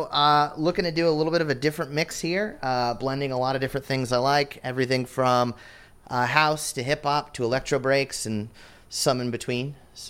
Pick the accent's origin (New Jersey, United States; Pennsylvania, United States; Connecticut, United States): New Jersey, United States; I am from good old New Jersey, the Dirty Jersey.